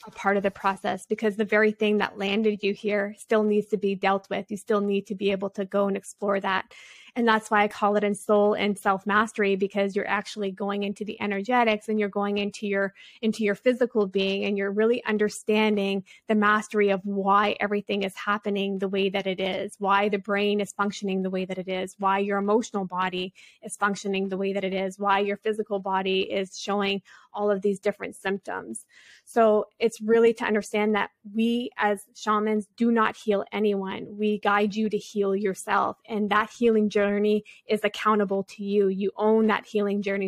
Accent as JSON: {"language": "English", "country": "Canada", "said": "I come from a tribal community here in Canada, so I'm Native American and French, which is a Metis culture here"}